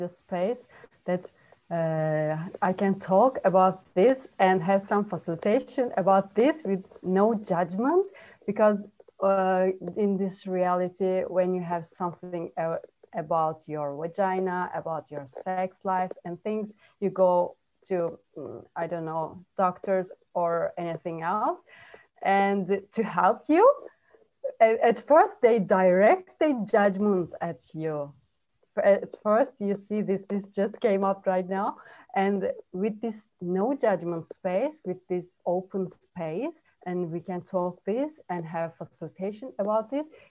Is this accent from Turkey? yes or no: yes; Turkey; English is a second language; No. It was like, there is no topic like that in the world.